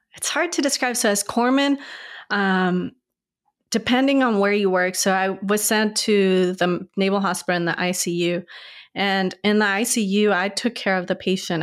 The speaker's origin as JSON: {"language": "English", "town": "El Paso", "region": "Texas", "country": "United States", "tie": "born or raised there", "also_born_or_lived": "Ciudad Juarez, Chihuahua, Mexico / Norfolk, Virginia", "moved": "as an adult", "lives_now": "Charlottesville, United States", "said": "I was born in Mexico. I lived, moved to Texas in fourth grade and lived in West Texas, El, far West Texas, middle of nowhere, El Paso"}